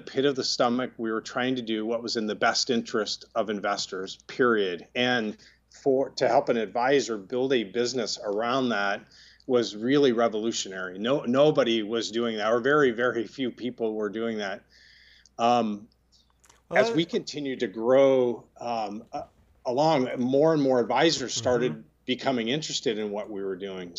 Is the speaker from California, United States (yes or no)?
yes; Sunnyvale, California, United States; I grew up in Silicon Valley in the city of Sunnyvale